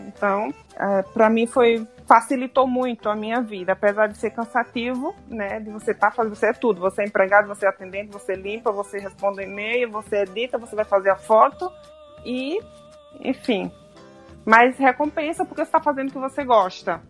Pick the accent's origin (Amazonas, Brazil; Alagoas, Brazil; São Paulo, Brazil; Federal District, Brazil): Alagoas, Brazil; Maceió; moved away as an adult; also born or lived in Buenos Aires; eu sou de Maceió tá. né, de Alagoas